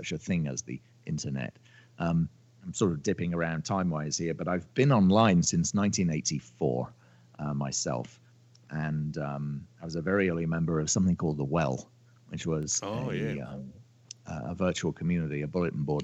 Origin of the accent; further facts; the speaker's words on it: United Kingdom; moved away as an adult; now in Los Angeles, United States; I'm a Brit. I live in California. I live in Los Angeles. I've been in the States on and off for